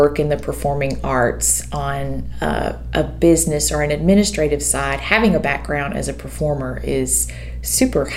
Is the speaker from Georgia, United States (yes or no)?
yes; Eastman, Georgia, United States; also born or lived in Nashville, Tennessee; now in Forsyth, United States; I'm actually from the Central Georgia area. I grew up in Eastman, Georgia, which is Dodge County